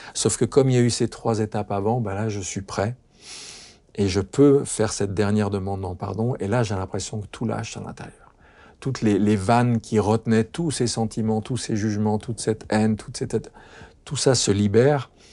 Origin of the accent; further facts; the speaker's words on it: France; chez nous en France